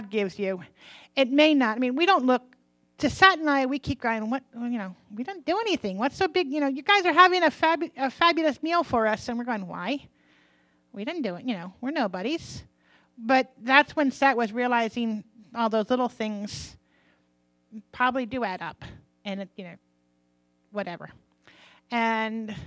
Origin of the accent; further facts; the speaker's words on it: United States; I'm an American.